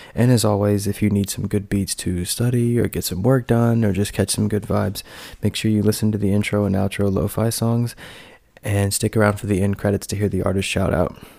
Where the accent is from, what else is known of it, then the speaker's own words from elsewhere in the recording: North Carolina, United States; I'm from North Carolina, and I uh, I went to NC State, so I was like at, I was near home